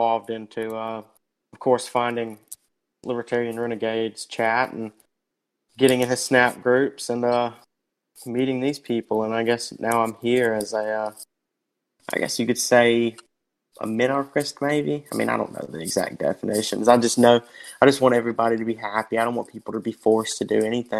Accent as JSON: {"language": "English", "region": "the South", "country": "United States", "tie": "born or raised there", "said": "growing up in the South"}